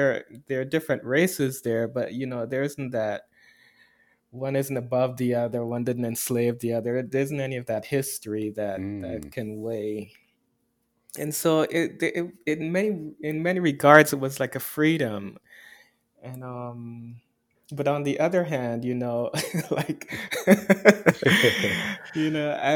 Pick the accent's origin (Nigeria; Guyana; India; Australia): Guyana; now in United States; No, I grew up in Guyana. My parents are Guyanese